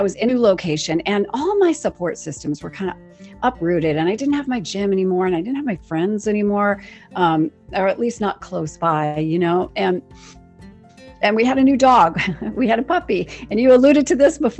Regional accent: Western Maryland, United States; I grew up in Western Maryland

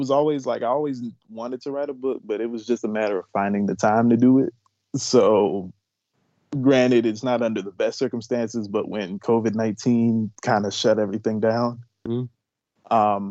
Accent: Montgomery County, Maryland, United States; also born or lived in Silver Spring, Maryland / Wheaton, Maryland / Rockville, Maryland / Gaithersburg, Maryland; born and raised in the Montgomery County area. You know, and I say it like that because I moved around

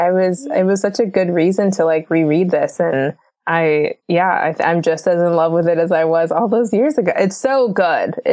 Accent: Florida, United States; now in Los Angeles, United States; we're from Florida.

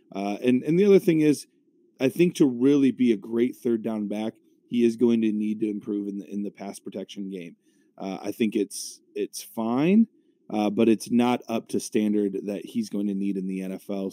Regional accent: Cleveland, Ohio, United States; my hometown team, the Cleveland Browns

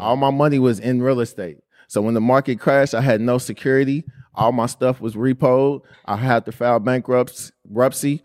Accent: Indianapolis, Indiana, United States; growing up in Indianapolis

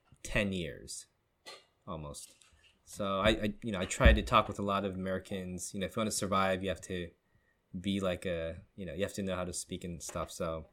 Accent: Seoul, South Korea; moved away as an adult; now in California, United States; I was born, I grew up in Seoul. So I kind of only been in Seoul

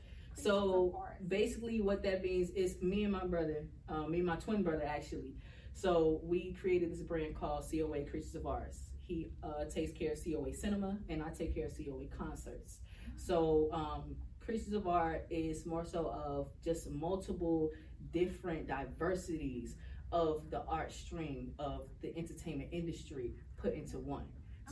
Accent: Bronx, New York, United States; No, I'm originally from the Bronx, New York.

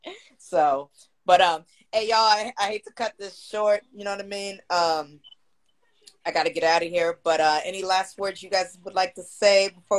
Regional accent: San Jose, California, United States; now in Oakland, United States; growing up in San Jose, they didn't really educate us on African-American culture. I didn't learn until I moved to Oakland.

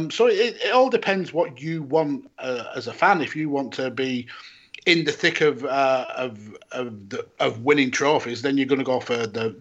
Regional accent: Burnley, North West England, United Kingdom; I'm a Burnley fan because I'm from Burnley

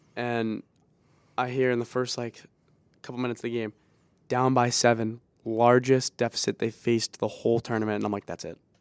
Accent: Boston, Massachusetts, United States; we're from Boston

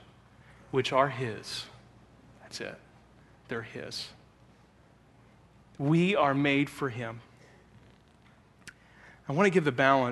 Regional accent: Pennsylvania, United States; now in Elkhart, United States; It's where I grew up

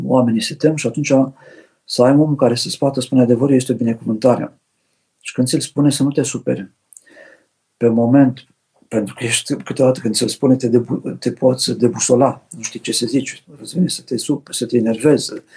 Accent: Romania; ca români

